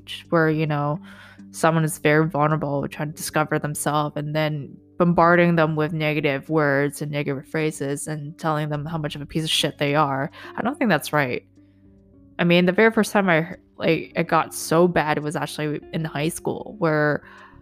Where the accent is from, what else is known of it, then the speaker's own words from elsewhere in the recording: Vancouver, British Columbia, Canada; also born or lived in Hong Kong; when I moved from Hong Kong to back to Vancouver, so when I was 10, maybe